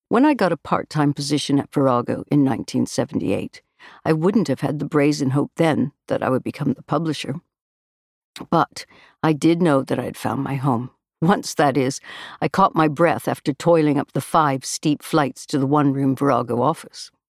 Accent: Canada; moved away as an adult; now in United Kingdom; us Canadians abroad

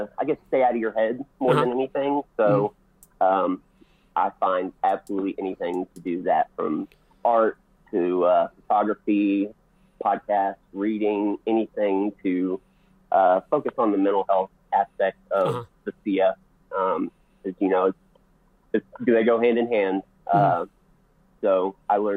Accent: Georgia, United States; also born or lived in Colorado; now in Denver, United States; I grew up in the South

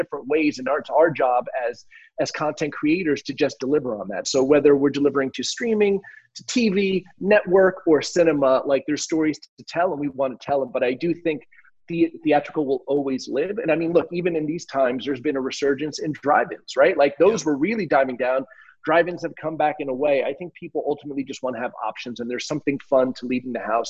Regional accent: New Jersey, United States; moved away; also born or lived in Miami; I grew up in Jersey. I'm a, you know, a Northeast, a tri-state area guy

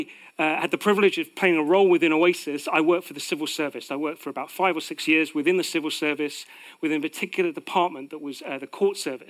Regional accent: United Kingdom; Part of being British is that we live with a sense of false humility

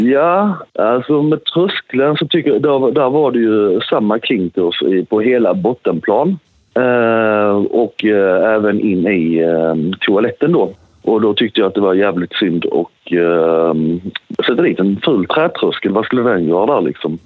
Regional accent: Sweden; Som svensk kakelsättare

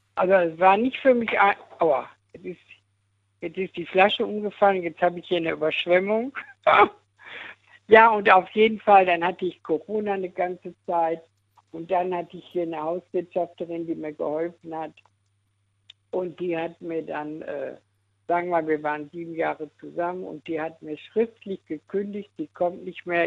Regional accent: Dortmund, North Rhine-Westphalia, Germany; now in Eifel, Germany; also ich bin ja aus Dortmund richtig, aber ich wohne in der Eifel

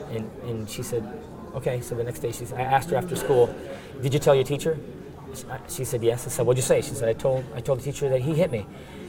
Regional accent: United States; moved away as an adult; now in Israel; because I'm American, I'm a believer

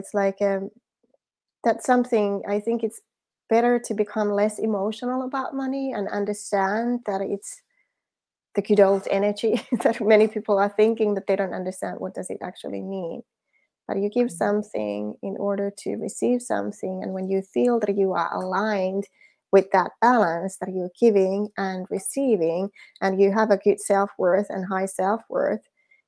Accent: Finland; English is a second language; moved away; Yes. That's the Finnish way. I'm from Finland originally.

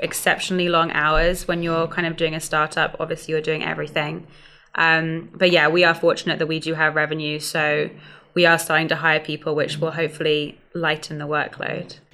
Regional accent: London, United Kingdom; moved away as an adult; now in Atlanta, United States; from London, just outside of London

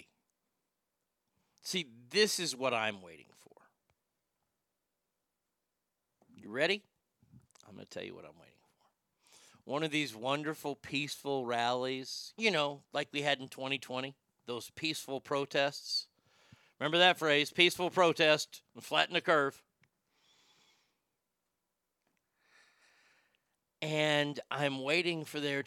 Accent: Texas, United States; I grew up in Texas where we didn't have a lot of Jews around us growing up

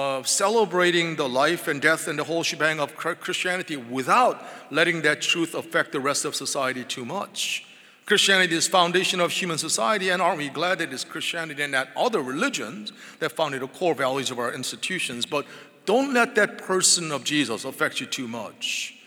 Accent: England, United Kingdom; I'm English, and that meant that when I was born, I was baptized into the Church of England.

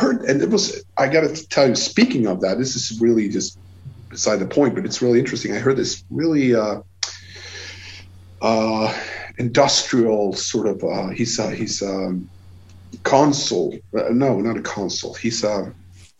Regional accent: East Coast, Sweden; English is a second language; I come from the East Coast

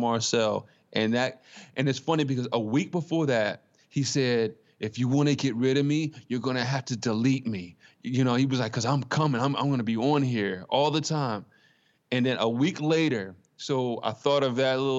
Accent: Baltimore, Maryland, United States; I'm from Baltimore, Maryland

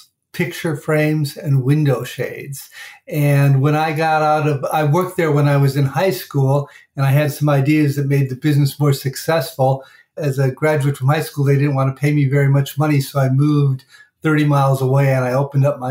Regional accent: Chicago, Illinois, United States; now in Washington, D.C., United States; I grew up in Chicago

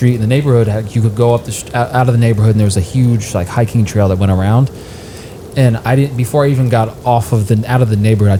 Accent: Delaware, United States; moved away as an adult; also born or lived in Connecticut; now in Acton, United States; growing up in Delaware, we had this driveway that went up and wrapped around the house

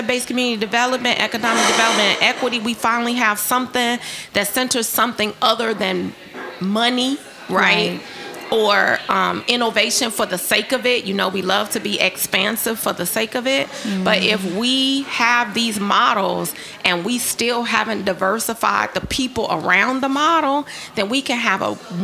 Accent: Chicago, Illinois, United States; I'm from Chicago

